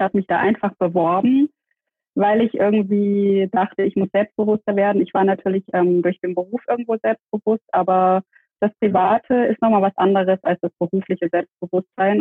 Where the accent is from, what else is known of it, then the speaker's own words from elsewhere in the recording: Dresden, Saxony, Germany; now in Stuttgart, Germany; ich bin ähm, in Dresden geboren, lebe in Stuttgart